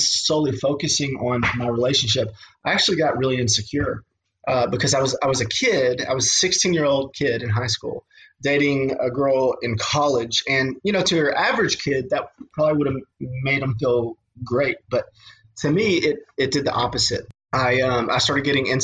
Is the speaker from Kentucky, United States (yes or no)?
yes; Western Kentucky, United States; I'm from Western Kentucky